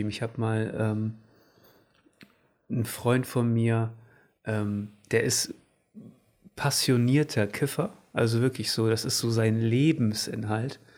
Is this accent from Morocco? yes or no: no; Portugal; Ich, ich, ich bin Portugiese